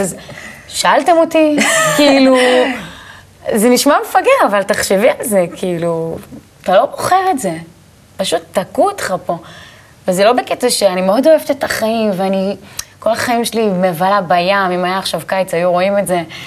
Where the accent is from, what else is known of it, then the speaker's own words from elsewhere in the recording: Tel Aviv, Tel Aviv District, Israel; אני גדלתי בשכונה שנקראת הדר יוסף, בתל אביב. כל החיים שלי בעצם גדלתי שם